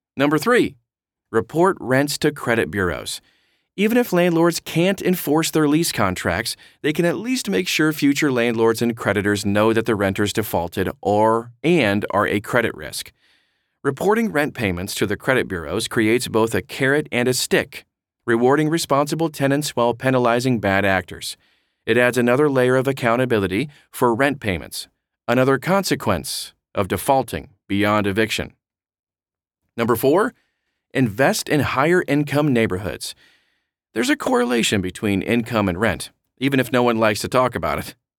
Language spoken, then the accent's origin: English; Baltimore, Maryland, United States; moved away; I hail from Baltimore originally, and I cut my teeth there as a real estate investor